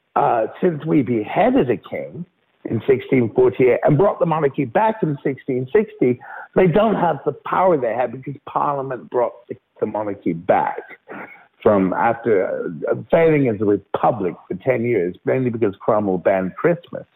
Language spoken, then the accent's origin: English; United Kingdom; also born or lived in London; this is our country, this is our king